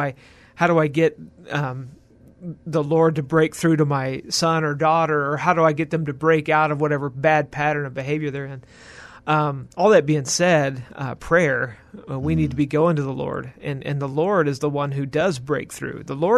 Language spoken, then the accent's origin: English; Houston, Texas, United States; also born or lived in San Antonio; I am from the Houston area. That was in the Spring, Klein area, northwest of Houston. That's primarily where I grew up. I was actually born in San Antonio.